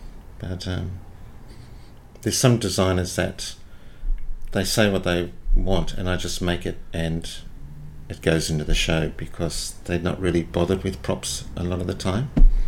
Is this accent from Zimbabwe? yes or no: no; Seaforth, New South Wales, Australia; On that hill is Seaforth, but we were in the gully. We didn't have a water view.